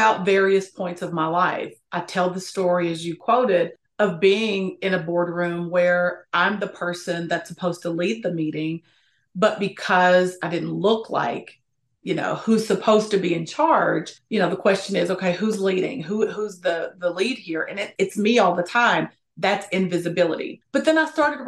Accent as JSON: {"language": "English", "region": "Appalachia", "country": "United States", "said": "I'm from Appalachia, which is very important to me."}